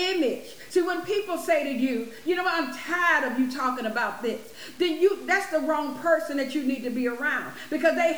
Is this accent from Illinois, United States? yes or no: yes; Chicago, Illinois, United States; I'm from Illinois, around Chicago area.